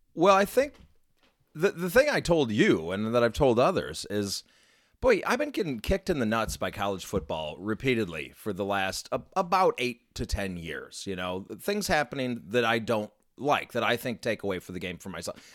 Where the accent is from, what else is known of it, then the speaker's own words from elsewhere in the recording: Chicago, Illinois, United States; now in Minnesota, United States; I grew up in Chicago area